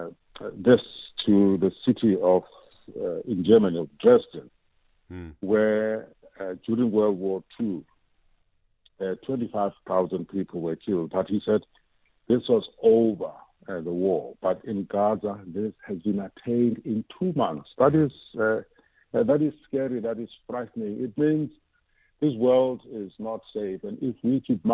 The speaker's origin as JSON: {"language": "English", "country": "South Africa", "said": "as South African citizens"}